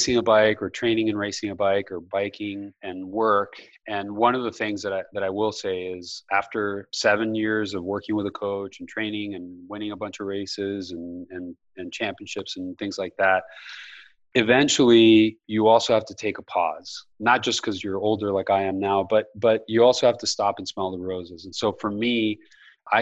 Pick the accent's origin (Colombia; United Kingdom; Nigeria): Colombia; now in United States; I grew up in South America. I grew up in Colombia.